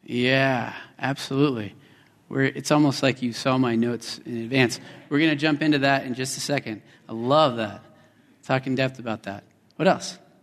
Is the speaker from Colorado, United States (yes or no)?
yes; Colorado, United States; also born or lived in West Texas; My father and I were down in West Texas where I was born, although I grew up in Colorado